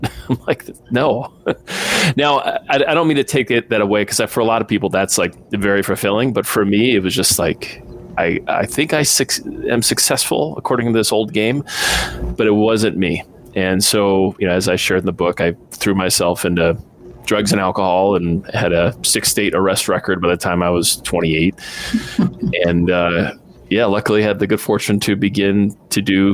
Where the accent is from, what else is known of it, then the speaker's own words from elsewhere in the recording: Midwest, United States; I was raised in the Midwest